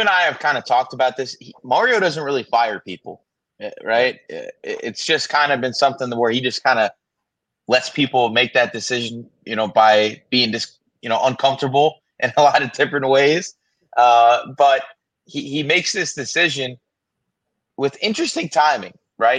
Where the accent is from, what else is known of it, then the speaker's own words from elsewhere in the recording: South Florida, United States; for my entire life growing up in South Florida